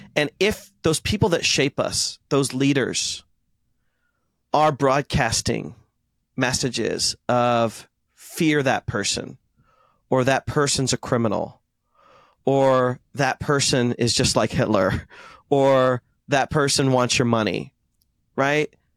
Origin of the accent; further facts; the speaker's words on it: India; Since I'm Indian